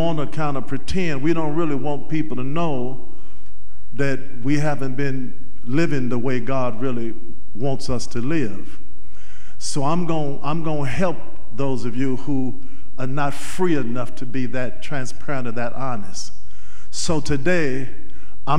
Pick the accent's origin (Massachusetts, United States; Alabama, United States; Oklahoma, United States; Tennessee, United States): Tennessee, United States; Nashville; moved away as an adult; now in Louisville, United States; I went home to Nashville for something. And I saw a friend of mine that graduated from high school with my oldest sister